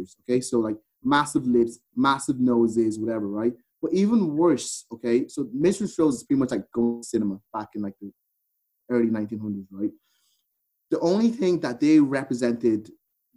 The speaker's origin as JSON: {"language": "English", "country": "Ireland", "tie": "born or raised there", "said": "I grew up in Ireland"}